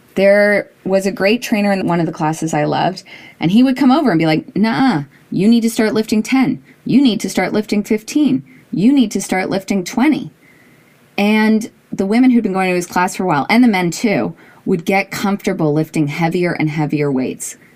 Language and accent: English; Toronto, Ontario, Canada; I grew up in Toronto